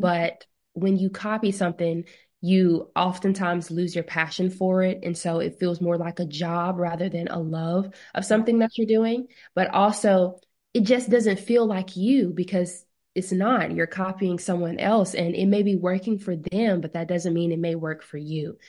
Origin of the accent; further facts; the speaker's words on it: Mobile, Alabama, United States; Miss Mobile Bay, which is in my hometown